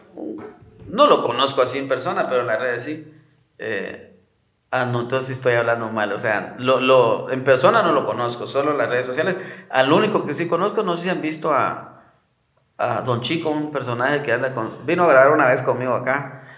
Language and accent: Spanish; Guatemala; soy del lugar, soy de Guate